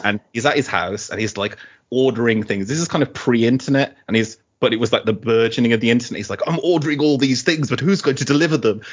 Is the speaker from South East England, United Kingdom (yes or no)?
no; Middlesex, London, United Kingdom; I was born in Middlesex